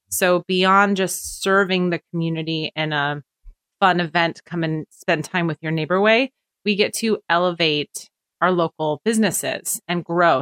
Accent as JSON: {"language": "English", "town": "Portland", "region": "Oregon", "country": "United States", "tie": "born or raised there", "moved": "as an adult", "lives_now": "Apex, United States", "said": "I'm from Portland originally, and, and my husband's from Washington State. So he had already moved. I had never moved in my entire life, lived within twenty mile radius"}